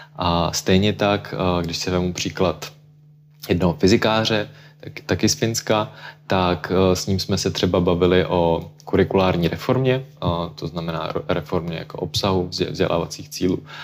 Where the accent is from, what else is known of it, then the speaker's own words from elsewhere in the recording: Czechia; u nás, u nás v Čechách